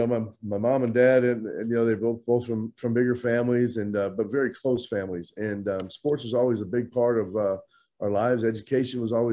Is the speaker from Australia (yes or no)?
no; Midwest, United States; I was kind of like a lot of guys growing up in the Midwest.